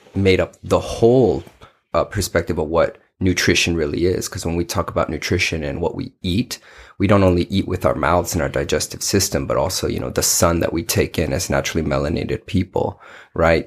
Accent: Paterson, New Jersey, United States; also born or lived in New York; now in Arizona, United States; I was born in Patterson, New Jersey, North Jersey

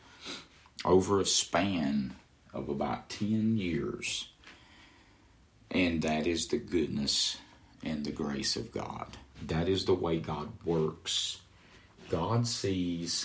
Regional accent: Midway and Shady Brook, North Carolina, United States; I grew up over around Midway and Shady Brook

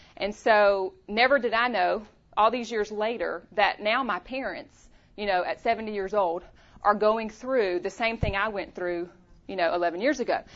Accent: Louisiana, United States; moved away as an adult; also born or lived in Chattanooga, Tennessee; now in Tennessee, United States; we're both from Louisiana. So born and raised in Louisiana.

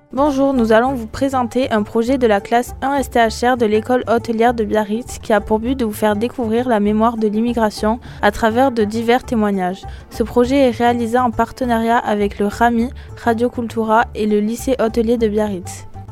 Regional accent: Cameroon; moved away as an adult; also born or lived in Yaoundé, Cameroon / Bafang, Cameroon / Sangmélima, Cameroon / Basque Country, France; now in France; Je viens du Cameroun. Je suis née le 19 mai 91 à Yaoundé, capitale politique du Cameroun.

